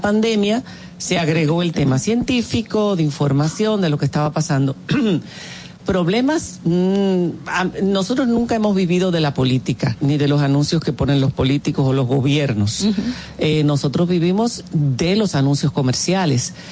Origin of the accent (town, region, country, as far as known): Dominican Republic; moved away as an adult; also born or lived in Spain